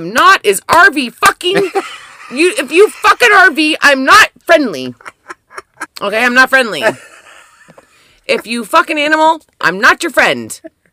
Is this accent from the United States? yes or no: no; Canada; we spell color C-O-L-O-U-R because we are fancy as fucking Canadian